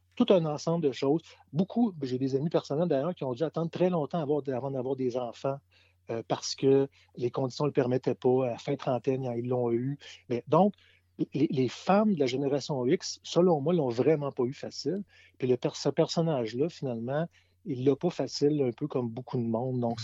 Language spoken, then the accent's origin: French; Quebec City, Quebec, Canada; j'ai grandi dans le Vieux-Québec, je suis né dans le Vieux-Québec, j'ai grandi dans le Vieux-Québec